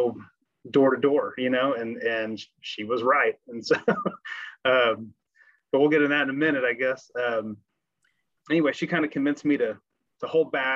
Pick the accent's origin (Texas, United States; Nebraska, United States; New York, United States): Texas, United States; Grapevine; So I grew up in Grapevine, Texas, back when it was a small town.